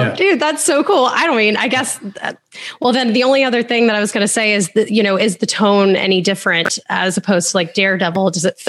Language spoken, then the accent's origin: English; Orlando, Florida, United States; I'm from Orlando, Florida. I grew up. Everyone in my family has worked for Disney.